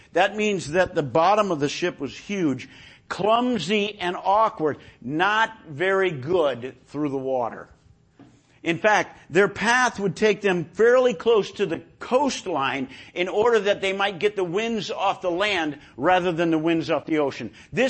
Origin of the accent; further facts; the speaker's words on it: Illinois, United States; I mean, I went out in a boat one time when I first got here because I came from Illinois. So there are no water in Illinois, no oceans in Illinois.